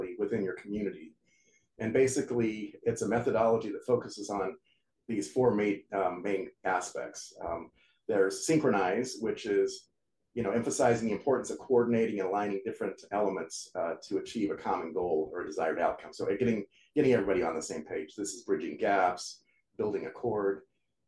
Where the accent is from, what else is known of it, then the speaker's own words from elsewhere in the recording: United States; I'm American, I speak English